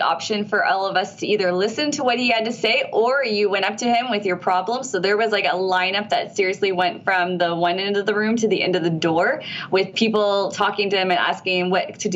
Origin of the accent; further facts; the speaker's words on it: Ontario, Canada; I'm from Ontario